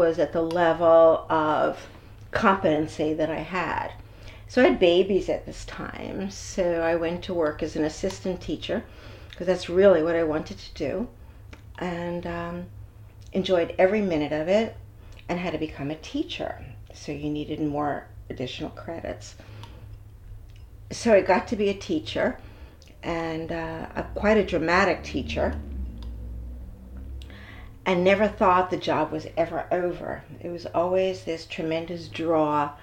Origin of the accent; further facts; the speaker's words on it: New York City, New York, United States; also born or lived in Brooklyn / Bronx; now in Miami, United States; born in Brooklyn, raised in Queens, and married the Bronx